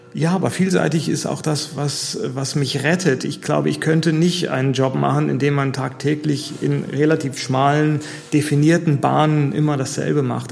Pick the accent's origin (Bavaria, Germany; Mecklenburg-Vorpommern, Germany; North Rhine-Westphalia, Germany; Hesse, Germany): Hesse, Germany; Taunus; moved away as an adult; also born or lived in Freiburg / Italy / Ruhr; now in Neuwied, Germany; aufgewachsen im Taunus